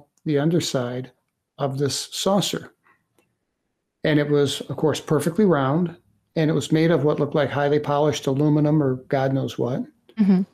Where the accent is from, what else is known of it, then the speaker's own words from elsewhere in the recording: St. Louis, Missouri, United States; moved away as an adult; also born or lived in Michigan; I'm originally from St. Louis, Missouri